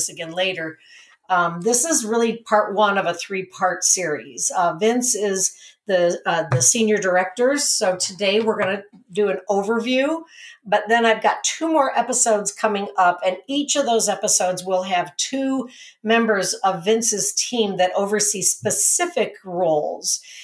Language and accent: English; Cleveland, Ohio, United States; moved away as an adult; now in Napa, United States; I'm from Cleveland, and I've been here in Napa for 8 years